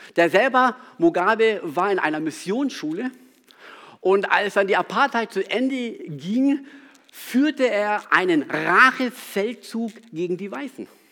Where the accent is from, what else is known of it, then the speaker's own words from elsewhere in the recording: South Africa; moved away; Ich bin in Südafrika aufgewachsen